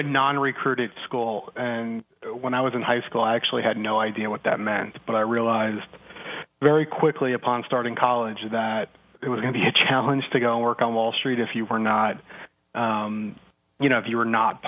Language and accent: English; New Jersey, United States; I'm originally from New Jersey